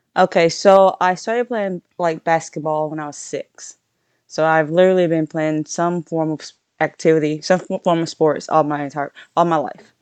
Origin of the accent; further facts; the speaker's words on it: Centerville, Louisiana, United States; also born or lived in Nevada; now in Virginia, United States; I'm originally born and raised from Louisiana